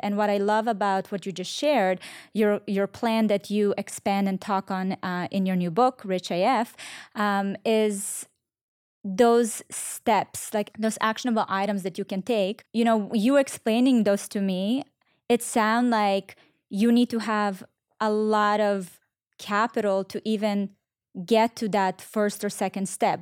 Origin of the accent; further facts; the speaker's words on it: Israel; now in United States; I grew up in Israel